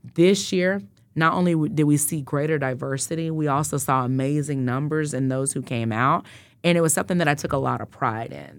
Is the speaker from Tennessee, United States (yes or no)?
no; Wichita, Kansas, United States; I grew up in Northeast Wichita on Tenth and Poplar